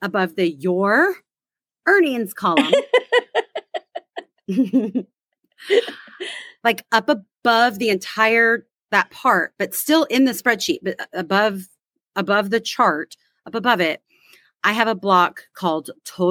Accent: Texas, United States; We are from Texas

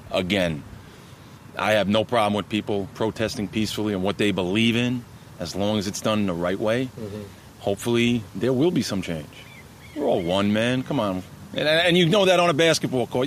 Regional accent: Elmont, New York, United States; also born or lived in Woodside, Queens, New York; Born in Woodside, Woodside, Queens. Came out to Elmont, Long Island, uh, home of the Spartans first, second grade

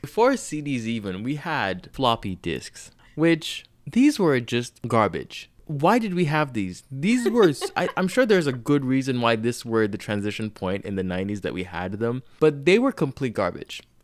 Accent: Nigeria; I grew up in Nigeria

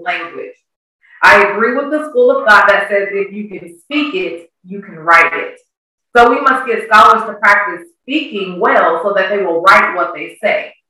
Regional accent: Kansas, United States; moved away as an adult; now in Georgia, United States; I'm originally from Kansas. I've been here in Georgia just over 13 years.

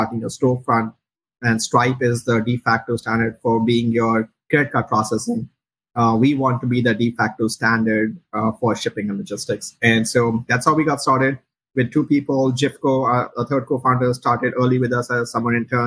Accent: India; moved away as an adult; also born or lived in Chicago; now in United States; me and my co-founder, Dhruv, we grew up in India

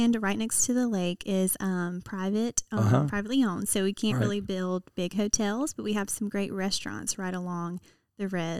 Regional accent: Mississippi Gulf Coast, United States; moved away as an adult; now in Ridgeland, United States; I grew up on the Gulf Coast, so I fished a little bit down there

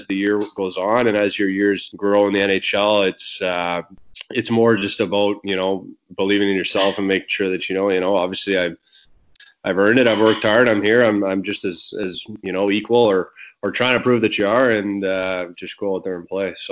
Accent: Sault Ste. Marie, Ontario, Canada; moved away as an adult; to play in my hometown in front of you know, family and friends, and obviously stay in my hometown

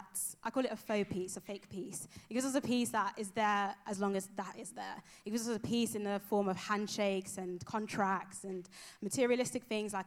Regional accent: London, United Kingdom; moved away as an adult; also born or lived in Nigeria; now in Exeter, United Kingdom; I am originally from London, East London. Shout out, East London. I'm from Nigeria as well. That's my home

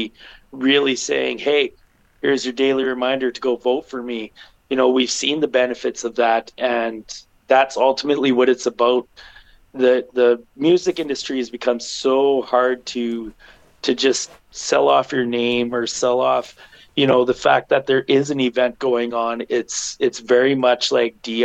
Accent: Portage la Prairie, Manitoba, Canada; I'm from Portage

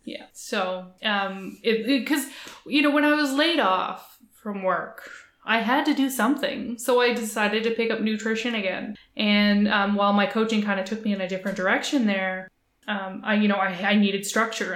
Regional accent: Halifax, Nova Scotia, Canada; I grew up in Halifax, Nova Scotia, Canada

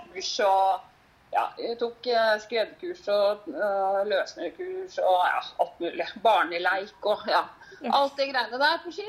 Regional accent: Horten, Vestfold, Norway; moved away as an adult; also born or lived in Gol, Hallingdal; now in Hallingdal, Norway; Jeg kommer jo fra Horten i mm. Vestfold

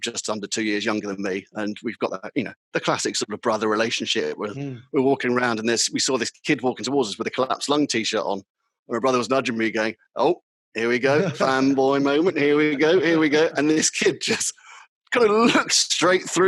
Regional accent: London, United Kingdom; accent: London; It was more of a London accent. It was my original London accent I was using.

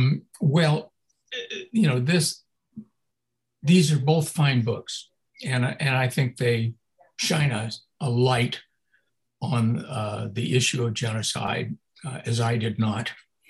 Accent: Sacramento, California, United States; When I was a kid growing up in Sacramento

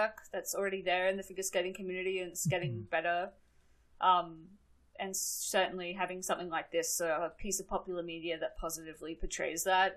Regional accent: Australia; I grew up in Australia

